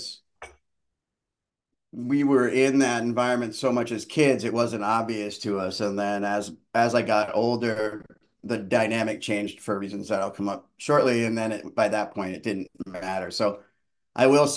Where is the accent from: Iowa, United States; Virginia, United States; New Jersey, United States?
New Jersey, United States; Far Hills; born or raised there; also born or lived in Yonkers, New York / Portland, Maine / Portland, Oregon; now in Maine, United States